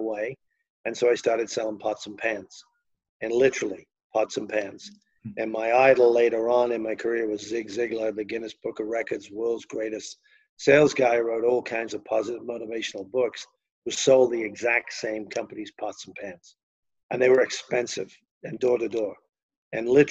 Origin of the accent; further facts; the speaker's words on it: Liverpool, North West England, United Kingdom; accent: Liverpool; moved away as an adult; also born or lived in United States; we were from Liverpool